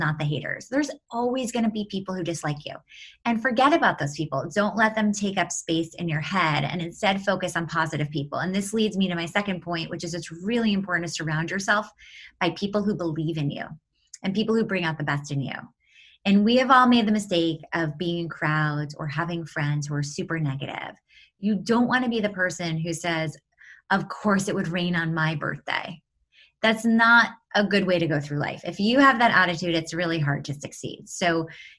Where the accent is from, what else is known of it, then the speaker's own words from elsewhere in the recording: New York City, New York, United States; moved away as an adult; now in California, United States; New York City, and now I live in California, but I'm a New Yorker at heart for sure